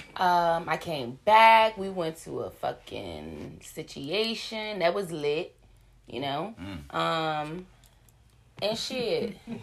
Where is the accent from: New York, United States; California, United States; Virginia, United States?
Virginia, United States; we're from Virginia